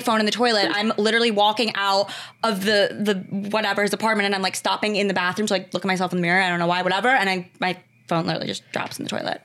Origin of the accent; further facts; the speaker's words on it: Westchester, New York, United States; Grew up in Westchester, New York.